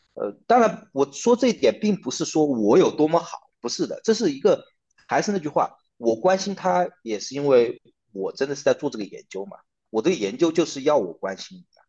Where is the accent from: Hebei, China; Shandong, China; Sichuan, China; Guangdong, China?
Sichuan, China; accent: Southwestern Mandarin; 作为一个中国的男性，而且我是四川人